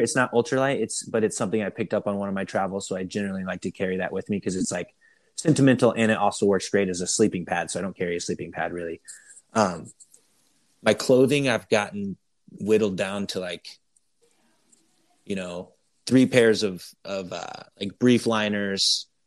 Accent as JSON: {"language": "English", "region": "Iowa", "country": "United States", "said": "I'm from Iowa, which is a huge cycling state"}